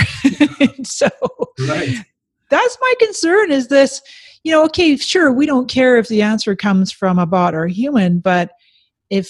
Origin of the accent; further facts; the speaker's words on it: Canada; moved away as an adult; now in San Diego, United States; I was born in Canada with Scottish parents